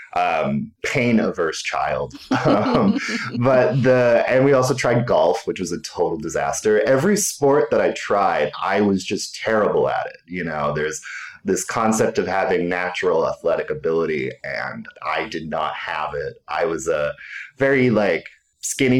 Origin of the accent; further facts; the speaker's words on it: Big Rapids, Michigan, United States; now in Chicago, United States; growing up in Michigan